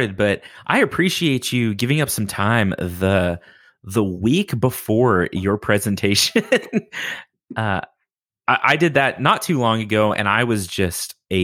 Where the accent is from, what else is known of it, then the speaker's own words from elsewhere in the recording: United States; I'm an uncultured American